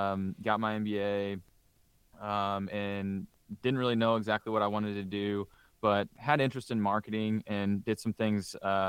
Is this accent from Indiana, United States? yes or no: yes; Indiana, United States; growing up in Southern Indiana, I had a lot of buddies that hunted.